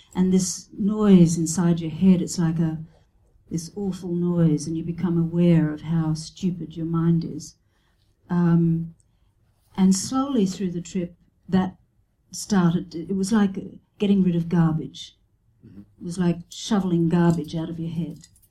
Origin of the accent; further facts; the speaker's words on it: Brisbane, Queensland, Australia; moved away as an adult; also born or lived in Sydney; I had been living in Sydney and I went back to my hometown in Brisbane